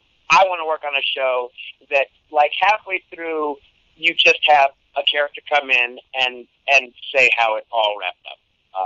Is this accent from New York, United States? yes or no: no; Las Vegas, Nevada, United States; I grew up in Las Vegas.